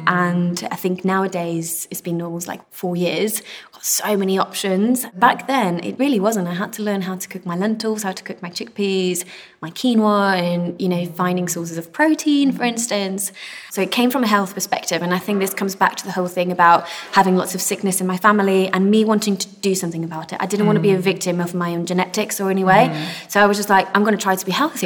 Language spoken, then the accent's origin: English; Belgium; moved away; also born or lived in Spain; So I'm originally Spanish and I grew up in Belgium